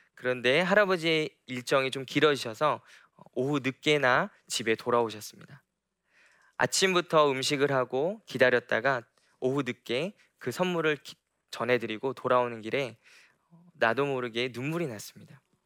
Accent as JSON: {"language": "Korean", "country": "South Korea", "moved": "yes", "said": "제가 한국에서 살아갔을 때 참 많이 얽매이는 것들이 많았습니다. 저희 부모님께서 목회자이셔서 목회자 가정에서 자라면서"}